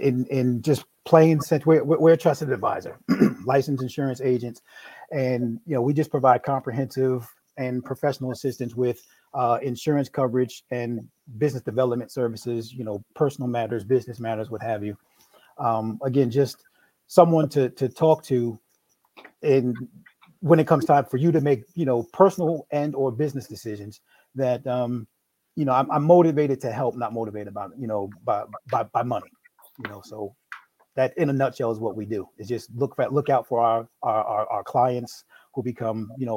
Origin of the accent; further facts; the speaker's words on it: New York, United States; now in Maryland, United States; I'm originally from New York.